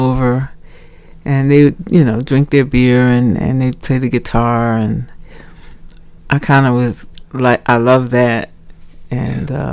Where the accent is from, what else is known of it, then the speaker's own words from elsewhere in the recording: Philadelphia, Pennsylvania, United States; I grew up in North Philly, Nice Town, and Germantown